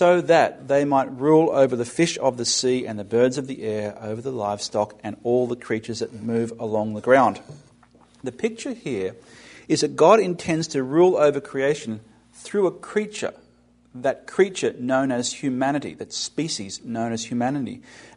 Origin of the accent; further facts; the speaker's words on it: Australia; now in United States; The word that I used growing up in Australia in the British Commonwealth is the word vice-regent.